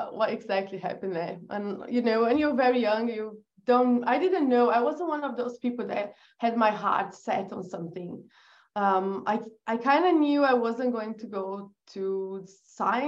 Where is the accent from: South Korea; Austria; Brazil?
Brazil; English is a second language; moved away as an adult; also born or lived in England; I was born in Brazil